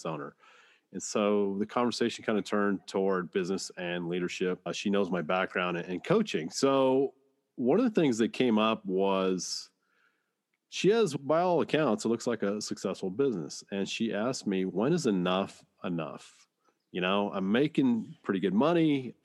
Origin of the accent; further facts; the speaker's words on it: Dayton, Washington, United States; I'm in Washington State, and it's close by my hometown of Dayton, where I went to high school